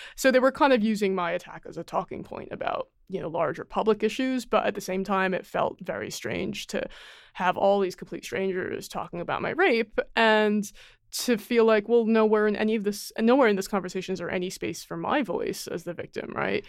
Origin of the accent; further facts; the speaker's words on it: United States; accent: American; I'm Chinese American, and if you hear me, I obviously sound American